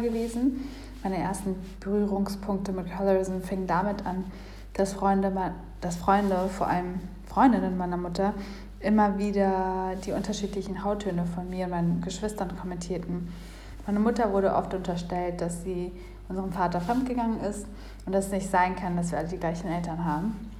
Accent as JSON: {"language": "German", "country": "Kenya", "tie": "born or raised there", "moved": "yes", "lives_now": "Berlin, Germany", "said": "Ich wurde in Kenia geboren"}